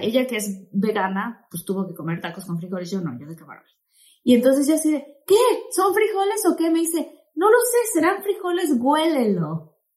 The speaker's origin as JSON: {"language": "Spanish", "region": "Tabasco", "country": "Mexico", "moved": "yes", "lives_now": "United States", "said": "yo que soy de Tabasco, que soy del sureste"}